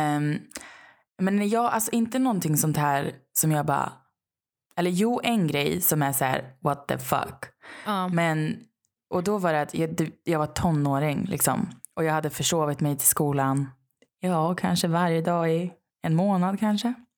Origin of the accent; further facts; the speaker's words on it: Sweden; moved away; hemma i Sverige igen